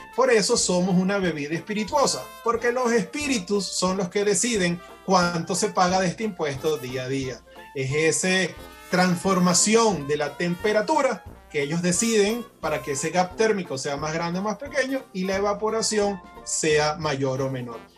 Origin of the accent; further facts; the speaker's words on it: Venezuela; como venezolanos